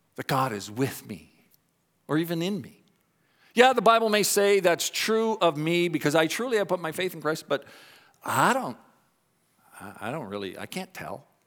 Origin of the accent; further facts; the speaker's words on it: Canada; also born or lived in Dallas, Texas; I'm Canadian